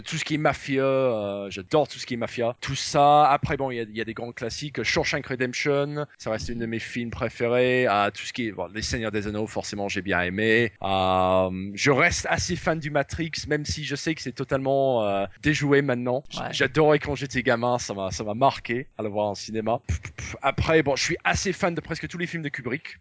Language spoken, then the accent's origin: French; England, United Kingdom; French is a second language; also born or lived in Paris, France; now in France; en tant qu'anglais, le dimanche, c'est un peu le journée où on prend tous un gros repas ensemble autour de la table en famille